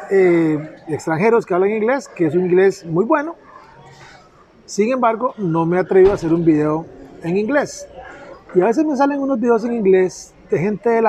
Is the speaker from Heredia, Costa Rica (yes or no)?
no; Puerto Jiménez, Puntarenas, Costa Rica; also born or lived in Pérez Zeledón; Yo eh, nací aquí en Pérez Celedón, nos fuimos para Puerto Jiménez. Y me gradué a mucha honra de la Escuela Saturnino Cedeño